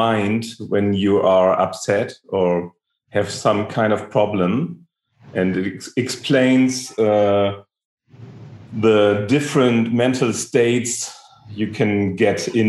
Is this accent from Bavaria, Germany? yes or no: no; Hamburg, Germany; I'm from Hamburg, Germany